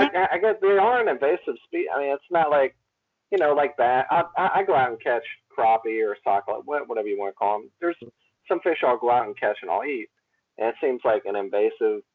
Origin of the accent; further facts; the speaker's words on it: South Mississippi, United States; I'm from South Mississippi